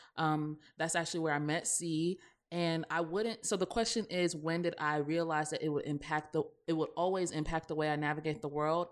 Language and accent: English; the South, United States; accent: Southern; we're from the South, so obviously, you know, when we're in our element, we do have, like, a Southern accent